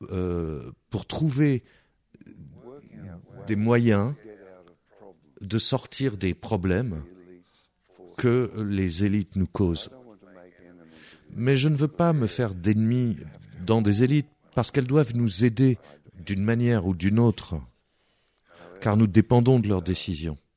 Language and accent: French; France; Nous sommes prêts à être détruits. Nous sommes français. Nous sommes français et nous n'avons pas de limites si tu provoques un Français